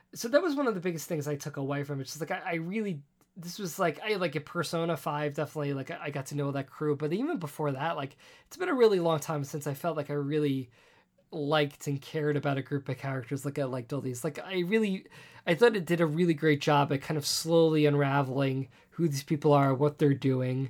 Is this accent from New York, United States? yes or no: yes; New York City, New York, United States; growing up on Staten Island, being an island